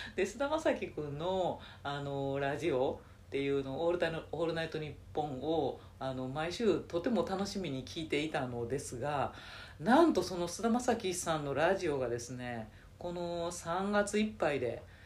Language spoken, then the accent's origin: Japanese; Nara, Japan; 地元の奈良の駅